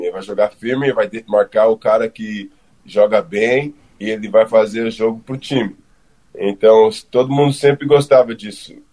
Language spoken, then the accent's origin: Portuguese; New York, United States; born there; Tipo, eu nasci em Nova York e lá não tem muito campo de futebol